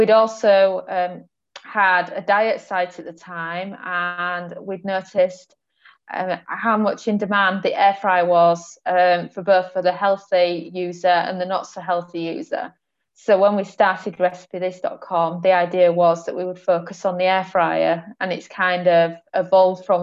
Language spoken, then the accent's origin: English; England, United Kingdom; moved away as an adult; now in Portugal; I grew up in England